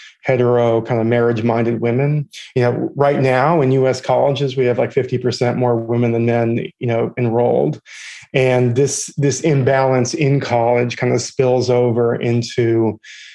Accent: Boston, Massachusetts, United States; now in New York, United States; I live in New York. I'm originally from Boston.

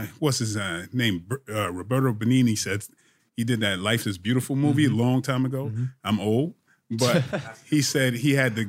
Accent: Brooklyn, New York, United States; also born or lived in Bridgeport, Connecticut; I grew up in Brooklyn, Bridgeport, Connecticut. So I've been on my own since I was 14.

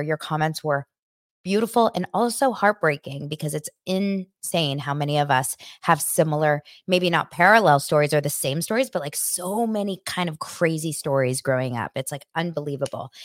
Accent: Los Angeles, California, United States; I grew up here in Los Angeles, and I went to school in Beverly Hills

